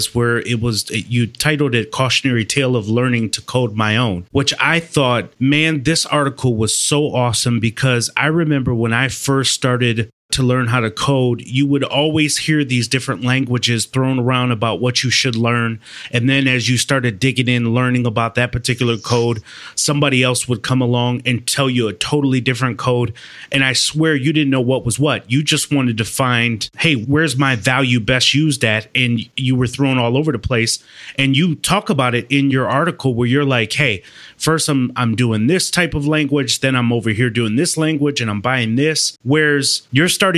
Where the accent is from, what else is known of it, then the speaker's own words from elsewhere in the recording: Madison, Wisconsin, United States; Madison, Wisconsin, my hometown